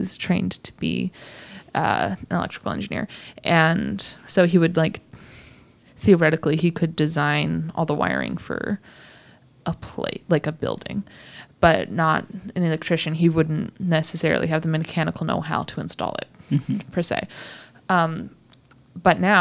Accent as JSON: {"language": "English", "region": "Indiana", "country": "United States", "tie": "born or raised there", "also_born_or_lived": "Michigan / Seattle", "accent": "neutral American", "moved": "yes", "said": "I grew up in the Midwest, so Michigan, Indiana area, Indiana"}